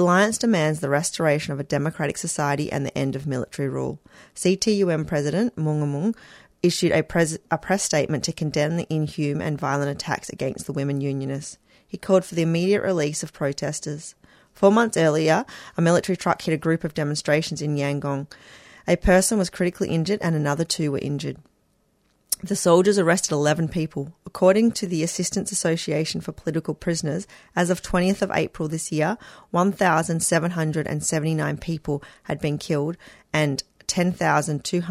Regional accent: Western Australia, Australia; my home state of Western Australia

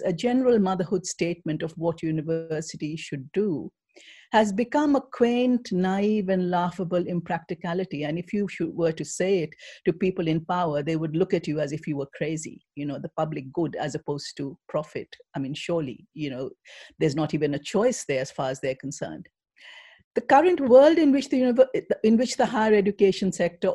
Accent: India; moved away; I come from India

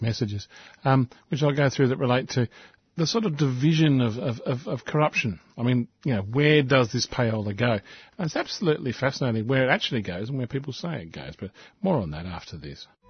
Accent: Australia; We are an English speaking country.

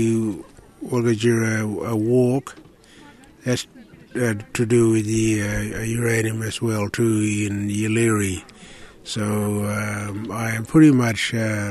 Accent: Warburton, Western Australia, Australia; I'm from the Ngandera land, from Warburton Ranges

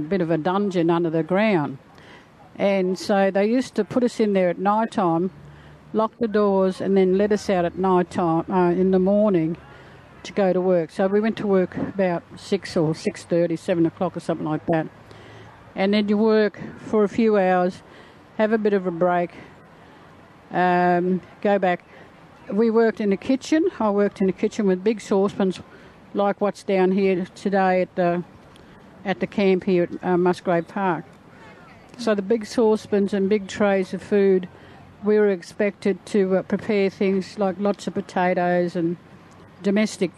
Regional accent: Ipswich, Queensland, Australia; I was born in Ipswich in 1947

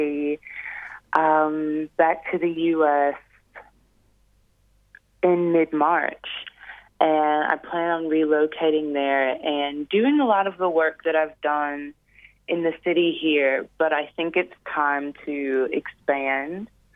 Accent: Detroit, Michigan, United States; moved away; Detroit, which is my hometown

